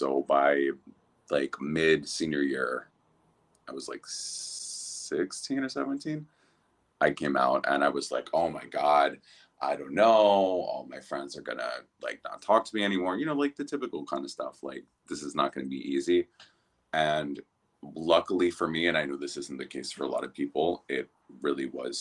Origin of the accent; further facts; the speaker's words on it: New Jersey, United States; moved away as an adult; also born or lived in Wilton Manors, Florida; now in Miami, United States; I am originally from New Jersey